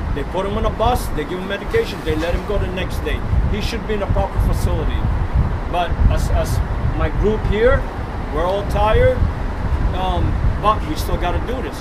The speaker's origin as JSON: {"language": "English", "town": "New York City", "region": "New York", "country": "United States", "tie": "born or raised there", "said": "I grew up here"}